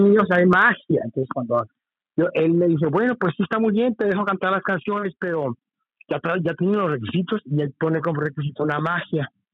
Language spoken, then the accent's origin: Spanish; Tijuana, Baja California, Mexico; moved away as an adult; also born or lived in Mexico City; la vida me lleva a otra vez a mi ciudad natal